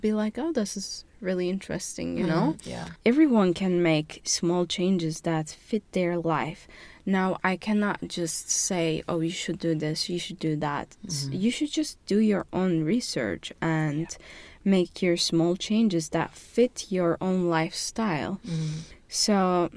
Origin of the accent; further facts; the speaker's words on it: Turkey; moved away; I'm from Turkey, and I am currently doing master's in management and leadership at Webster